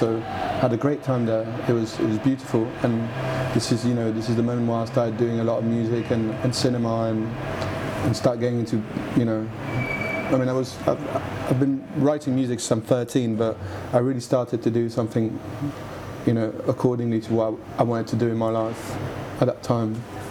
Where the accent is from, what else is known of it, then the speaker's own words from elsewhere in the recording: Paris, Île-de-France, France; accent: French with a Liverpool twist; first language French; English is a second language; also born or lived in Liverpool / England; now in Paris, France; I was born in Paris. My parents come from Paris, and I was going to school in Paris